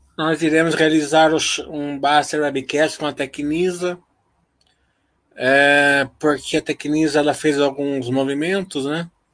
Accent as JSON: {"language": "Portuguese", "country": "Brazil"}